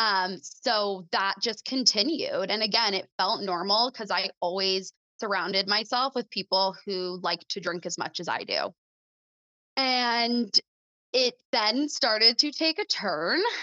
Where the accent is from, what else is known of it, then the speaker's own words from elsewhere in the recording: Mississauga, Ontario, Canada; moved away as an adult; I was born and raised in Mississauga